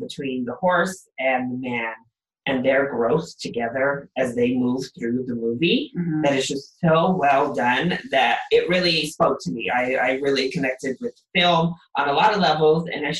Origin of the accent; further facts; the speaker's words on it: Colorado, United States; I'm from Colorado